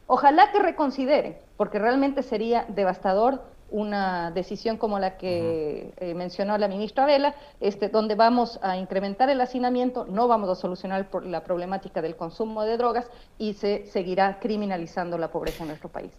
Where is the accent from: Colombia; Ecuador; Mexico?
Ecuador; como sociedad ecuatoriana